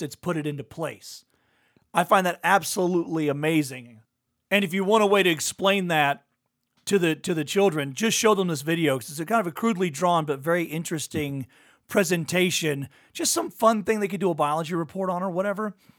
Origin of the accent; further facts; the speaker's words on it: Louisiana, United States; I'm from Louisiana